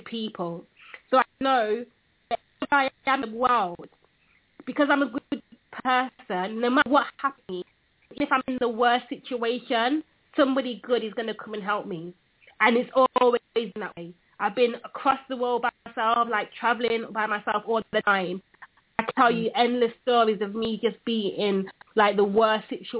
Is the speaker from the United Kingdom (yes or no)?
yes; United Kingdom; accent: British; my British accent